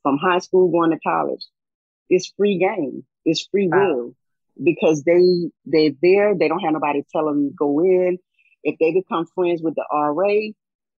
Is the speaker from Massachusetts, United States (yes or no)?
no; South Carolina, United States; I'm from South Carolina, small town in South Carolina.